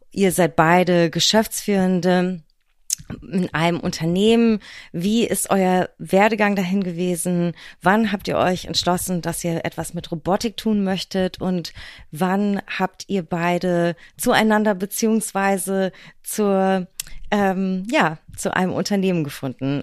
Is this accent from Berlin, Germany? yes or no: yes; Berlin, Germany; meiner Heimatstadt und unserer schönen Hauptstadt Berlin